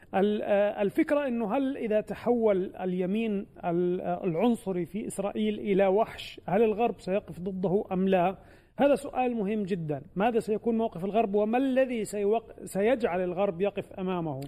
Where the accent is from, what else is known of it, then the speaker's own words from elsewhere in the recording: Palestine; لنا كفلسطينيين